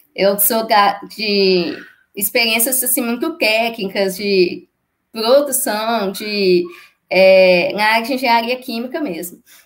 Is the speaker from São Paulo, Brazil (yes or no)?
no; Ipatinga, Minas Gerais, Brazil; Eu sou de Patinga, Minas Gerais